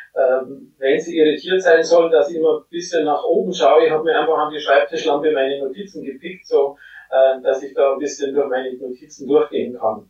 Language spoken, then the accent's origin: German; Germany; bei uns in Deutschland